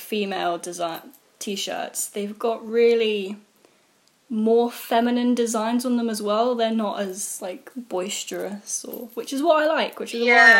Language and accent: English; Jersey; moved away; I grew up in Jersey.